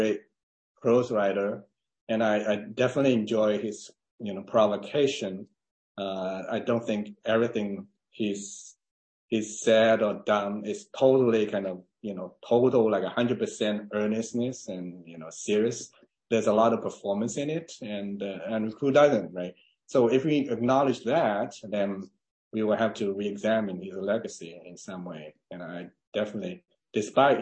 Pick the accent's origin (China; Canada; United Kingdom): China; English is a second language; moved away as an adult; also born or lived in Tuscaloosa, Alabama / Buffalo, New York / Cambridge, Massachusetts; now in Santa Barbara, United States; I was born in China.